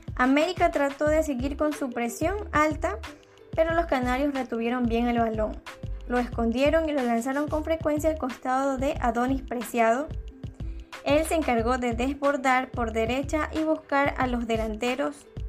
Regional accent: Ecuador; los ecuatorianos volvimos a ser los protagonistas

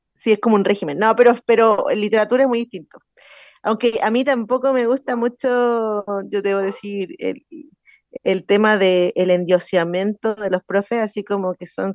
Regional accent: Chile; soy de aquí de Win

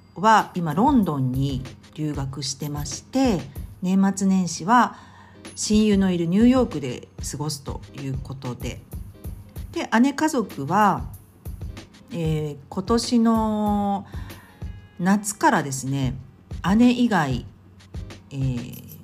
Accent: Tokyo, Japan; moved away; 東京の私の実家

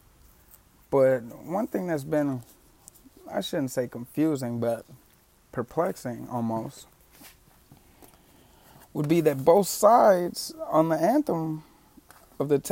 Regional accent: Detroit, Michigan, United States; now in Los Angeles, United States; I grew up in Detroit

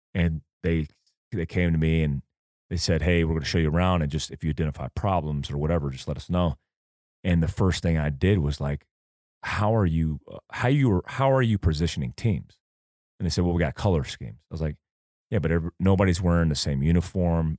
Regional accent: Port Orange, Florida, United States; also born or lived in Fort Ord, California; I grew up in Port Orange, in South Daytona

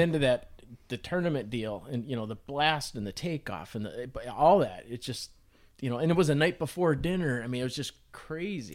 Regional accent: Clearwater Lake, Minnesota, United States; I grew up on Clearwater

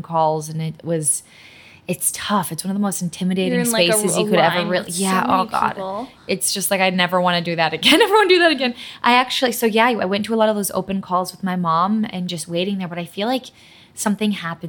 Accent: Massachusetts, United States; first language Polish; English is a second language; moved away as an adult; also born or lived in New York; now in Los Angeles, United States; My mom and dad are from Poland. I was born and raised in Massachusetts. Polish is my first language.

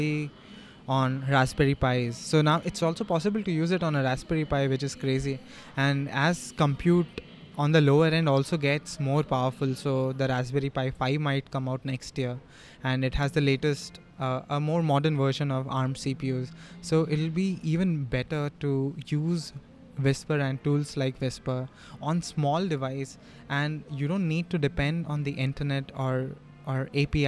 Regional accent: India; our Indian languages

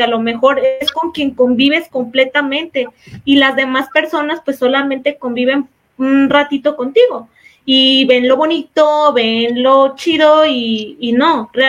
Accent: Mexico; como los mexicanos decimos

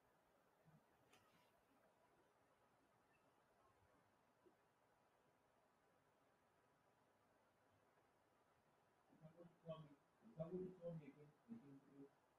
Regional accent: New York, United States; I'm from New York.

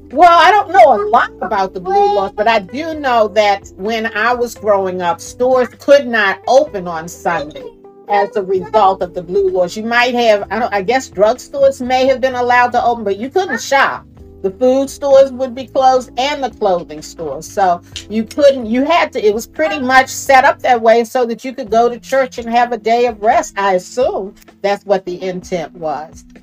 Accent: Baltimore, Maryland, United States; I grew up in Baltimore, born and raised in Baltimore

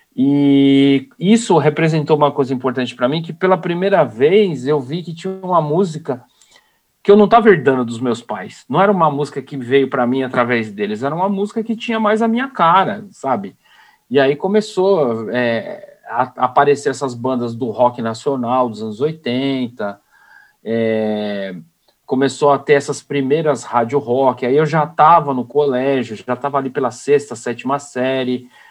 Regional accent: São Paulo, Brazil; eu sou de São Paulo

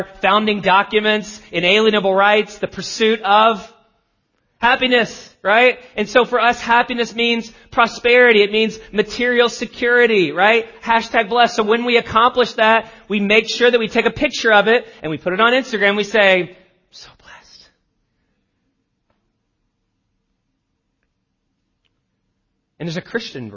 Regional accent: the South, United States; I grew up in the South.

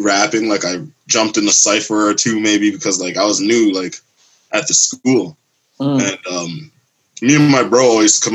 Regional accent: Mississauga, Ontario, Canada; I'm from Sauga. Like, I'm not actually from Toronto. I'm from right by Toronto

